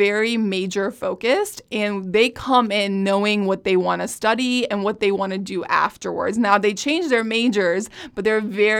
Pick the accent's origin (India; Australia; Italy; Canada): India; New Delhi, Delhi; now in United States; I was born and raised in New Delhi, India, and pretty much went to school in Edwardsville, have family in St. Louis